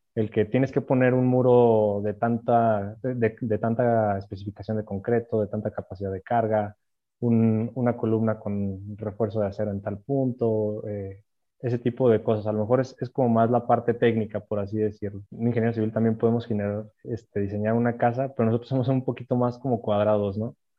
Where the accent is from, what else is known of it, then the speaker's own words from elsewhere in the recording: Aguascalientes, Mexico; Yo soy de aquí de Aguascalientes.